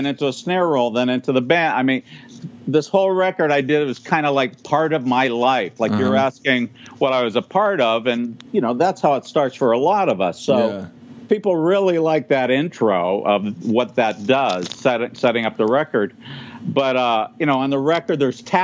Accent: Sharon, Pennsylvania, United States; moved away as an adult; also born or lived in Rochester, New York; now in Los Angeles, United States; I'm from Sharon, Pennsylvania

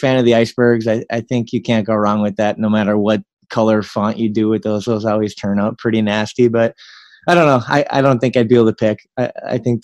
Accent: Minnesota, United States; when I was at Duluth, I'm playing in my home state

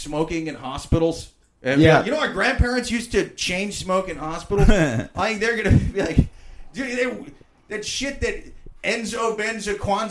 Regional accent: Midwest, United States; moved away; I'm from the Midwest originally, so like, even though I grew up in a college town

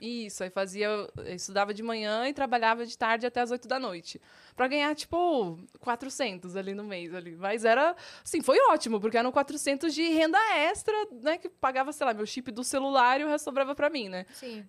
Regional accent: Osório, Rio Grande do Sul, Brazil; now in Campinas, Brazil; eu vim da zona rural de Osório, que é uma cidadezinha lá no Grande do Sul

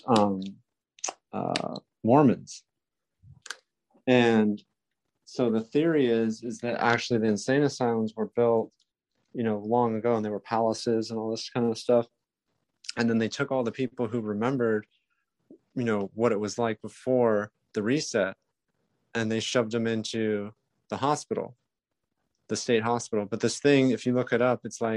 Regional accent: California, United States; I'm from California

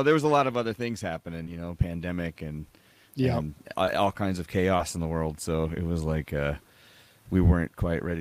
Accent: Carbondale, Illinois, United States; we're from Carbondale, Illinois

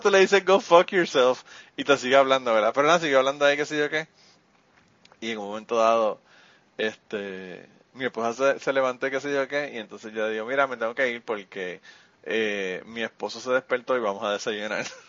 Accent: Puerto Rico; nosotros discutimos los boricuas

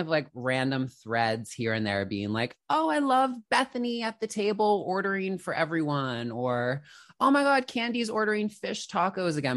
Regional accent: Canada; also born or lived in Toronto; I'm a Canadian girly, I'm in Toronto

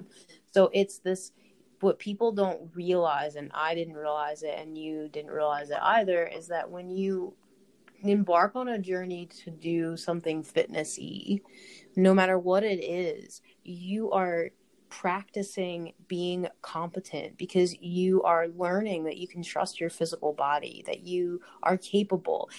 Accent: United States; me being an American

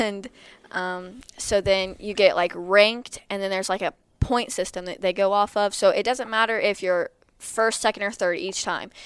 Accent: Lexington, Missouri, United States; I'm from Lexington, Missouri

